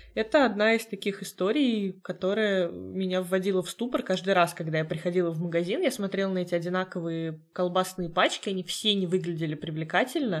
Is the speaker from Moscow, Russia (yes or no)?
no; Tolyatti, Samara Oblast, Russia; moved away as an adult; now in Saint Petersburg, Russia; ты приехал в родной город, но это уже не твой город